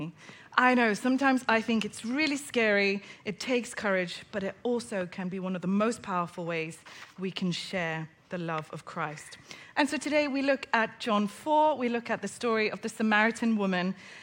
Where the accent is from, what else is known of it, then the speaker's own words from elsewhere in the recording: Hong Kong; moved away; I grew up in Hong Kong. My mum's Chinese, my dad's British, and I went to a local Chinese school